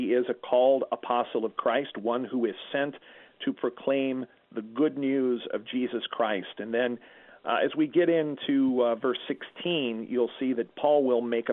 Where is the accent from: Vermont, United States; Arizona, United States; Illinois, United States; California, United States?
Illinois, United States; Perry County; my hometown down in Perry County, Illinois